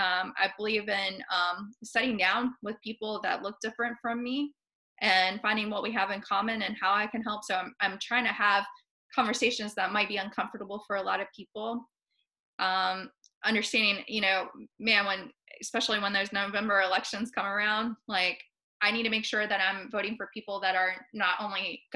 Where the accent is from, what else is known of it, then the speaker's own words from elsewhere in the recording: Appalachia, United States; she's laughed at the way I say words because I'm from Appalachia. And, I said, well, we all have, you know, different accents, different tones.